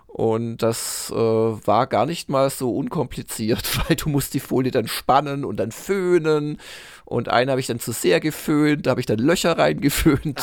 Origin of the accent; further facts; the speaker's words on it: Swabia, Germany; als äh, Schwabe, der ich bin